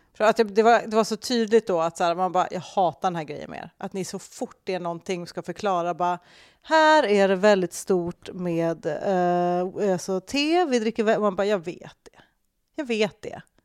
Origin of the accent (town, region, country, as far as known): Sweden